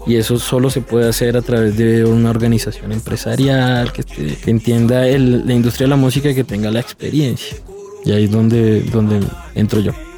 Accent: Bogotá, Colombia; siendo capitalino y amo Bogotá

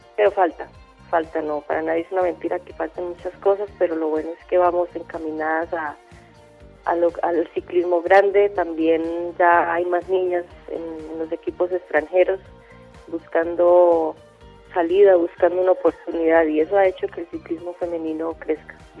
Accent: Zapatoca, Santander, Colombia; llegue a Zapatoca, a mi pueblo

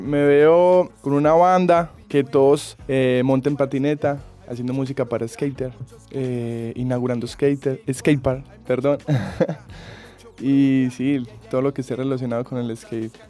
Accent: Colombia; como buen colombiano

